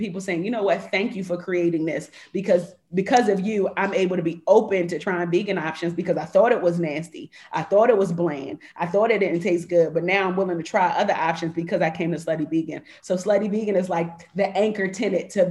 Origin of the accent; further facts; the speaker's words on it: Jamaica; I'm Jamaican